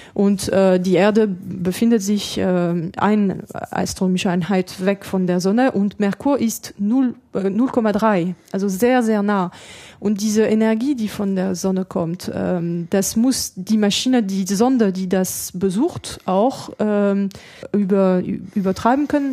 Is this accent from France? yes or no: yes; France; accent: French; German is a second language; moved away as an adult; also born or lived in Germany; now in Darmstadt, Germany; Ich bin ja Französin, man hört